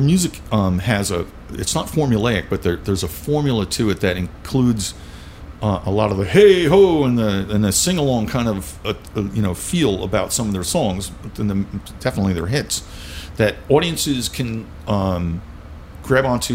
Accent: Long Island, New York, United States; I grew up in Long Island

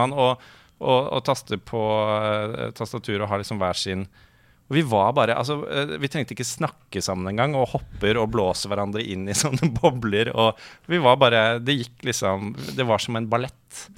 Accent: Oslo, Norway; Jeg er fra Ullern

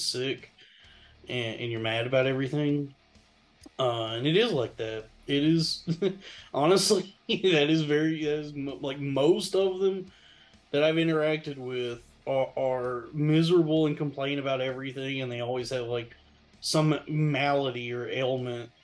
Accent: small town Texas, United States; There weren't any in my hometown. In fact, it was like an insult. You know, it was like scandalous if anyone was accused of being Jewish where I'm from. That was how you didn't want to, small town Texas

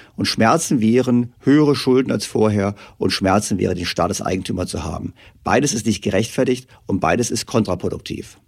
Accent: Germany; Wir Deutschen

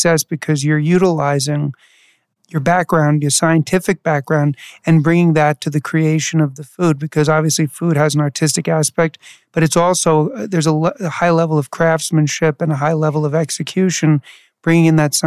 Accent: New York City, New York, United States; I grew up in New York City

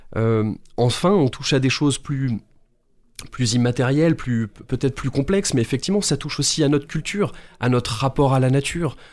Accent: France; en tant que Français

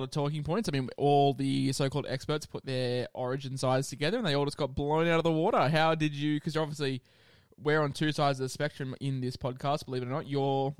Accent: Queensland, Australia; As a Queenslander

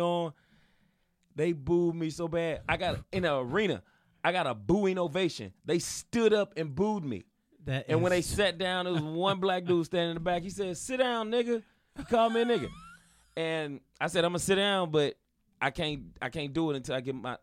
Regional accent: St. Louis, Missouri, United States; I was in my hometown, St. Louis

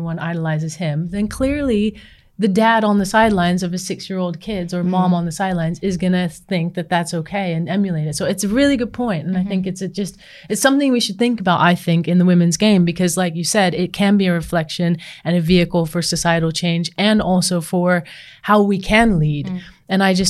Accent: New Zealand; And coming from growing up in New Zealand with an All Black as an uncle, like there was a lot spoken about culture

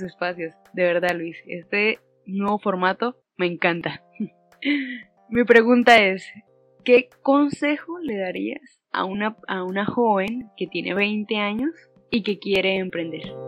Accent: Santander, Colombia; soy de Colombia, Santander

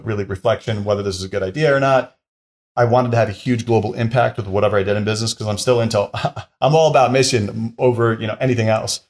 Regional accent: upstate New York, United States; moved away; also born or lived in Washington, D.C.; I'm originally from the New York area, New York City area, upstate New York, which would be about an hour and a half north of Manhattan

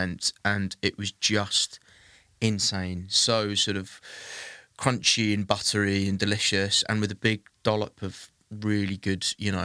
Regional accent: Wales, United Kingdom; I'm being Welsh

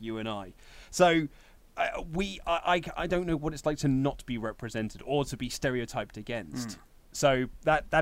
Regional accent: United Kingdom; we are British

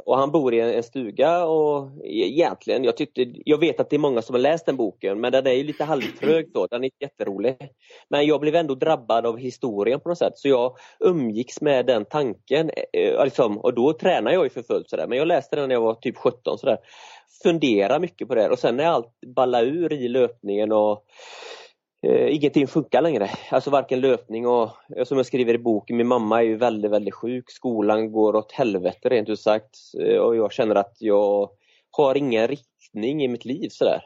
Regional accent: an island outside Gothenburg, Västra Götaland, Sweden; moved away as an adult; så är jag uppväxt på en ö utanför Göteborg men som 20-åring så, så lämnade jag

